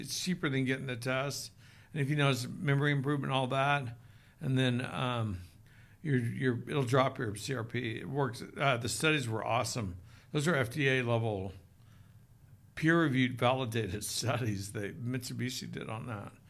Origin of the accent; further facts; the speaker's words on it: Oklahoma, United States; now in Utah, United States; I grew up in Oklahoma